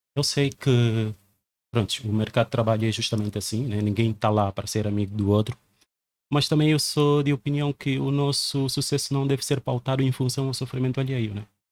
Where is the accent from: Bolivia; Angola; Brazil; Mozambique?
Angola; moved away as an adult; now in Portugal; eu sou angolano